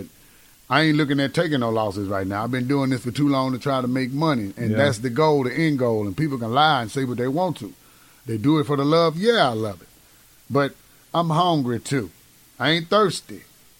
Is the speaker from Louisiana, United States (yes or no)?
no; Cleveland, Mississippi, United States; Yeah, man. Cleveland.